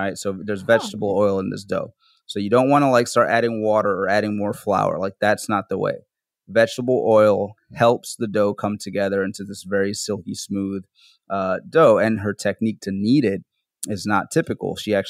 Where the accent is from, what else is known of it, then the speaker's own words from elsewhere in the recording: Bronx, New York, United States; born there; Since that's where I was born in the Bronx, and that's where my family, that's where my parents came to this country. They came to the Bronx.